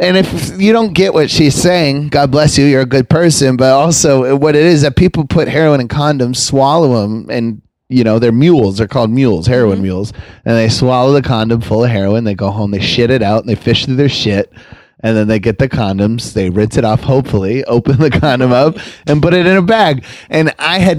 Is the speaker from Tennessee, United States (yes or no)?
no; Westbrook, Maine, United States; my hometown in Westbrook, Maine